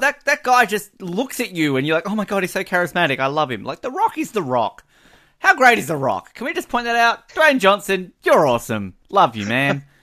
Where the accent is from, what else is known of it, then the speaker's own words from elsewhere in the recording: Hobart, Tasmania, Australia; growing up in Hobart, we were the, uh, Australian headquarters for Antarctic research